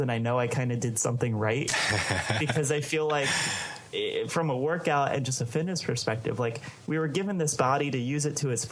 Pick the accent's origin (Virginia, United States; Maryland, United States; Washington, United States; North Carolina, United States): Maryland, United States; Baltimore; I grew up in Baltimore, Maryland